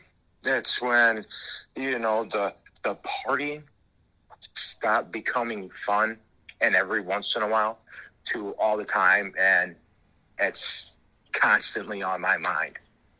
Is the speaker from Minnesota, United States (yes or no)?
yes; Minnesota, United States; born there; also born or lived in Florida / Pennsylvania / Wisconsin; You know, I was born in Minnesota.